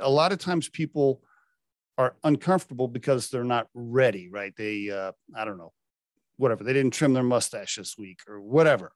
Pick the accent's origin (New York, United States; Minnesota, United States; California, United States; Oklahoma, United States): Oklahoma, United States; I, I grew up in Oklahoma